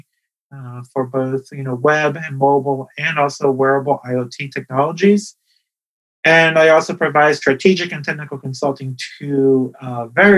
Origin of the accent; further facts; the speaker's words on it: Ponce, Puerto Rico; I was born in Puerto Rico, in the town of Ponce